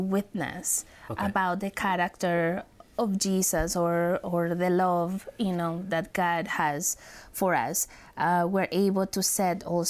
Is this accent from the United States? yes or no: no; Mexico; moved away; I am from Mexico